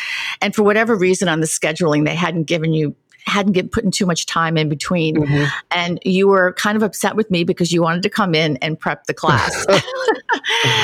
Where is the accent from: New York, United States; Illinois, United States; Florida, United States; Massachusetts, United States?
New York, United States; New York City; we also are both from the same lovely borough of the city of New York, Queens